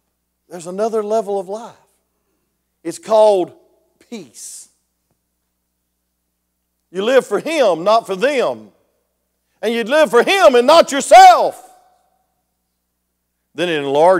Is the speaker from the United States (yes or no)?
yes; Grayson, Georgia, United States; I'm a hillbilly from Grayson, Georgia